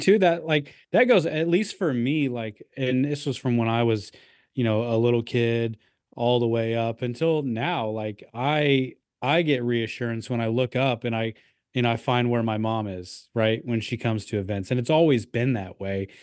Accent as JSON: {"language": "English", "region": "Midwest", "country": "United States", "tie": "born or raised there", "said": "growing up in the Midwest"}